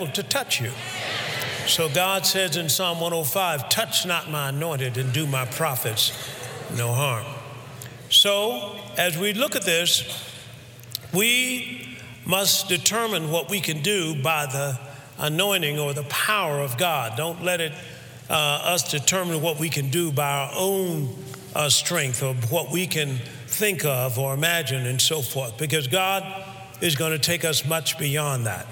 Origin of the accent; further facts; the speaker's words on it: Alabama, United States; where I was raised in Alabama, where it was hot